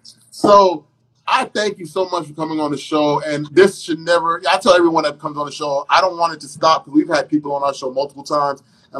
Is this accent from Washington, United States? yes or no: no; New York, United States; moved away; also born or lived in Caribbean; I am a Caribbean and I was raised in New York for part of my life.